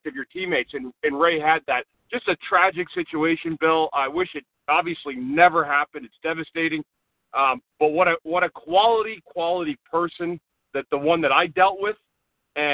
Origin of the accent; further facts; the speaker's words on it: Ottawa, Ontario, Canada; I'm from Ottawa